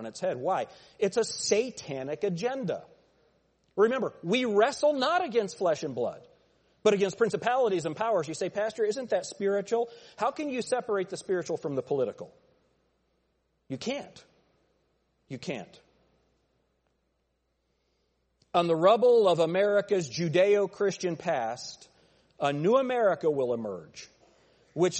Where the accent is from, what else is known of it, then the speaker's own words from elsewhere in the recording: United States; As American citizens